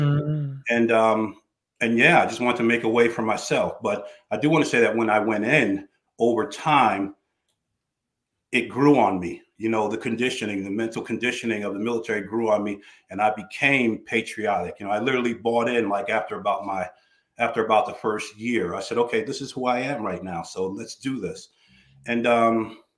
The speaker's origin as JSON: {"language": "English", "region": "New Jersey", "country": "United States", "tie": "born or raised there", "said": "I was born in New Jersey, born in the inner city to good, solid parents. We grew up in the housing projects there"}